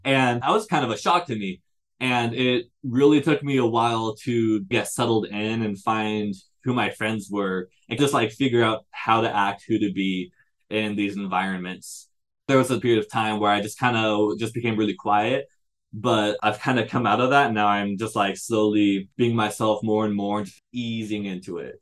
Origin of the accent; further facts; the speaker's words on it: Chandler, Arizona, United States; also born or lived in Bend, Oregon; I am from Chandler, Arizona.